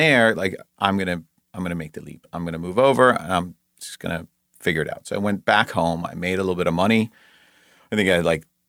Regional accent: Denmark; moved away as an adult; now in Los Angeles, United States; I was born and raised in Denmark. My whole family is still back there. I moved to LA when I was 19.

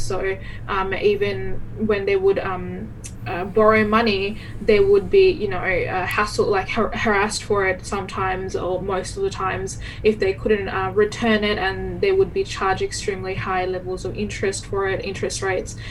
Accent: Bangladesh; now in Perth, Australia; I am originally originally from Bangladesh. I was born there

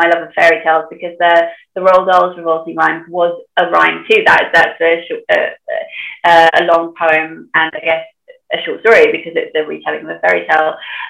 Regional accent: Sunderland, North East England, United Kingdom; accent: Geordie; technically I'm a Macam because I'm from Sunderland.

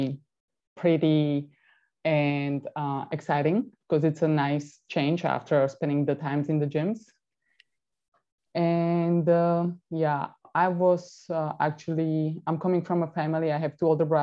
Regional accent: Bratislava, Bratislava Region, Slovakia; English is a second language; moved away; My hometown is actually Bratislava. That is the capital in Slovakia.

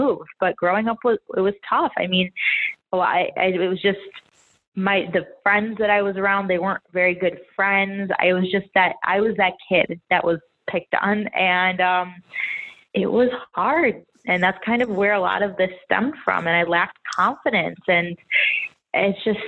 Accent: Chicago, Illinois, United States; now in Miami, United States; I'm from Chicago, and I live in Miami now

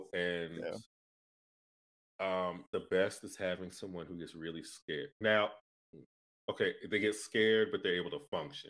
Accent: Northeast, United States; Yeah, I'm from the Northeast.

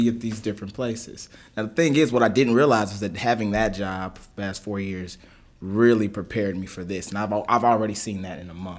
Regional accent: Lexington, Kentucky, United States; my family's in Kentucky. I'm from Kentucky. Okay. I'm a Lexington kid

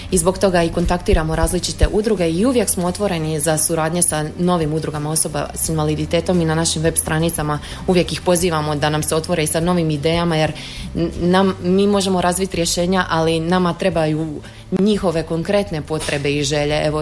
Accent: Slavonia, Croatia; moved away as an adult; now in Zagreb, Croatia; Evo ja dolazim iz Slavonije, pa je moje srce uvijek tu

